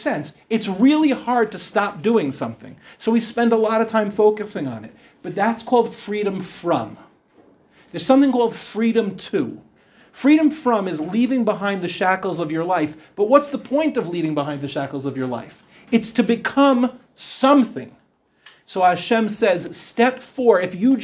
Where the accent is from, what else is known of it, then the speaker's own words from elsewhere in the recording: Meehan Avenue, New York, United States; also born or lived in Israel; I moved onto Meehan Avenue when I was 1 year old